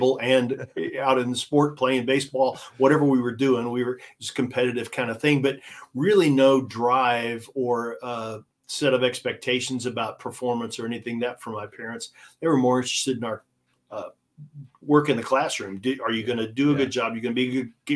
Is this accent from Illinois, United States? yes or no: yes; small town in Southern Illinois, United States; I'm a high school jock in Southern Illinois